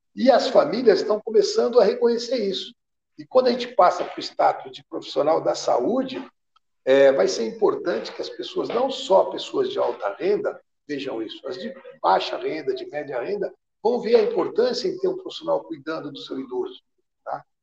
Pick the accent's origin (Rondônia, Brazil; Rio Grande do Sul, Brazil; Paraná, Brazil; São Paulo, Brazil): São Paulo, Brazil; Araçatuba; Eu comecei em clube quando era pequeno, lá em Aracatuba